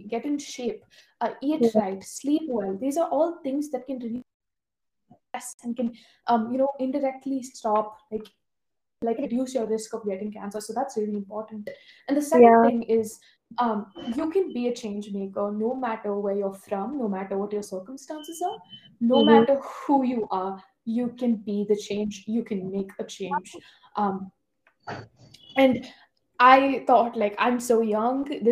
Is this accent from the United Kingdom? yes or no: no; India; now in United States; I'm an immigrant from India and a deep connection to my home country